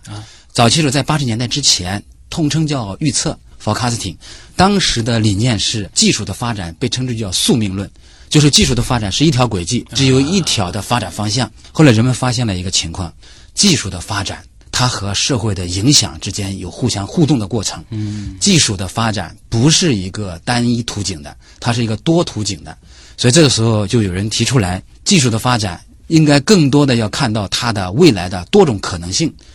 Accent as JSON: {"language": "Chinese", "country": "China", "said": "因为我们中国人啊，一直是天人合一"}